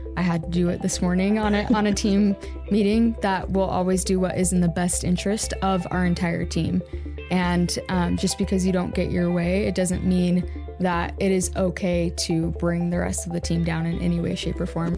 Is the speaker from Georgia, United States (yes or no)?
no; Washington, United States; born or raised there; also born or lived in Utah